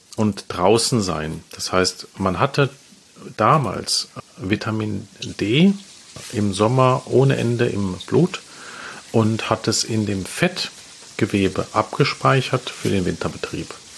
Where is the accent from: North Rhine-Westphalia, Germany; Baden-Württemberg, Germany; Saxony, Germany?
North Rhine-Westphalia, Germany; Essen; ich komme aus Essen